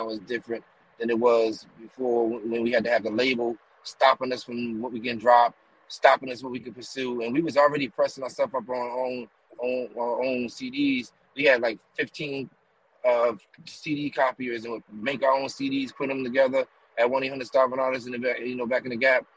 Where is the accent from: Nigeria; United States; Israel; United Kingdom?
United States; East Coast; I'm originally from the East Coast